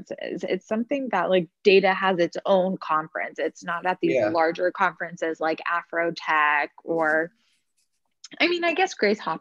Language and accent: English; Dallas, Texas, United States; moved away as an adult; also born or lived in Boston; I'm originally from Dallas and I went to Boston University